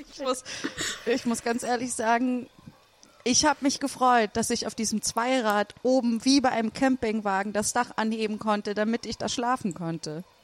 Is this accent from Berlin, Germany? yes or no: yes; Berlin, Germany; also ich bin aus Berlin und ich meine, hier darf man sowieso nicht schneller als 50 in den meisten Straßen fahren